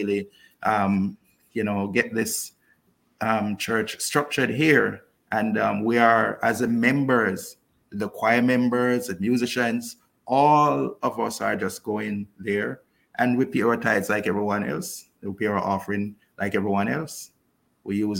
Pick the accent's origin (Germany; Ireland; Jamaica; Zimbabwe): Jamaica; Kingston; now in Cayman Brac, Cayman Islands; I'm originally from Kingston